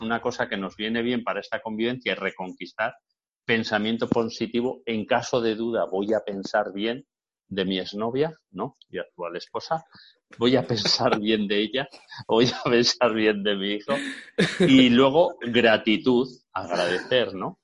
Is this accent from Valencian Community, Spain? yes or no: no; Bilbao, Basque Country, Spain; yo soy de Bilbao